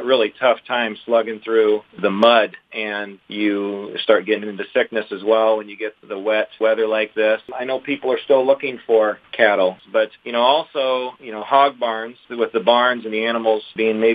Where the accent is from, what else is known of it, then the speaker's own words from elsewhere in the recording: Midwest, United States; being a Midwesterner